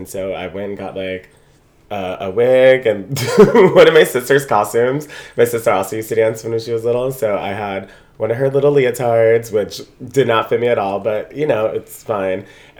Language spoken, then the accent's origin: English; Bristol, Connecticut, United States; Child, originally Bristol, Connecticut.